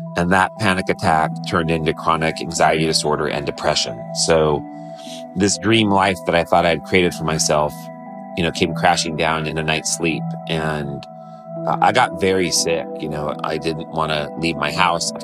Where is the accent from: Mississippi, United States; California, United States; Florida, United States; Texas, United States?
California, United States; Modesto; growing up in Modesto, California